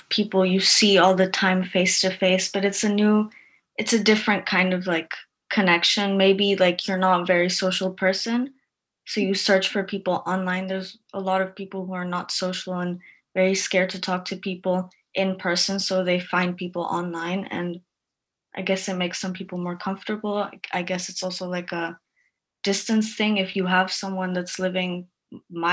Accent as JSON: {"language": "English", "country": "Guatemala", "said": "I'm from Guatemala."}